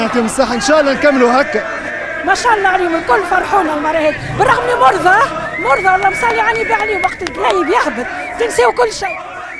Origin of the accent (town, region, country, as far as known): Egypt